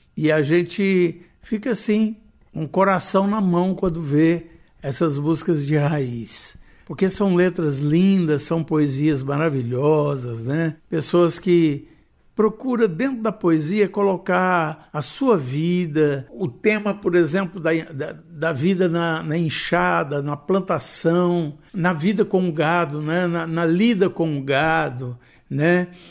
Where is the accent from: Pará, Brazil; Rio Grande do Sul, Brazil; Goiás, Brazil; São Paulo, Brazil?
Goiás, Brazil; tanto eu quanto Marlene nós somos goianos